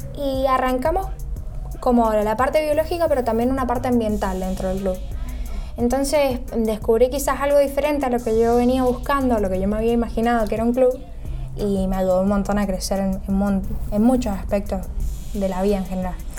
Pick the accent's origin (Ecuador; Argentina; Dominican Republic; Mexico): Argentina; San Rafael, Mendoza; moved away as an adult; now in Buenos Aires, Argentina; Soy de San Rafael, Mendoza